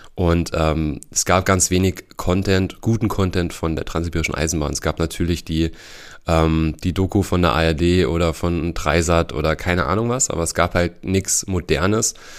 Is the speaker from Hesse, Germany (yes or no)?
yes; Heringen, Hesse, Germany; also born or lived in Bad Hersfeld; ich komme äh, ursprünglich aus Hering. Da bin ich aufgewachsen.